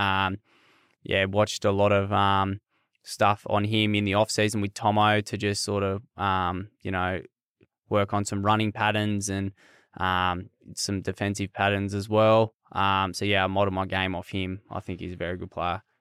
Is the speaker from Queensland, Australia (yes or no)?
no; Queanbeyan, New South Wales, Australia; moved away; grew up in Queanbeyan, played rugby league